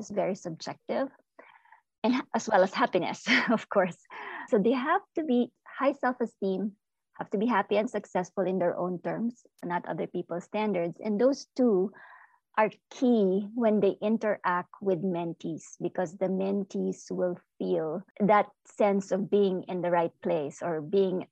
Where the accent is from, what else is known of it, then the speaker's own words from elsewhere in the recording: Philippines; now in United States; I am an immigrant. I am Filipino-American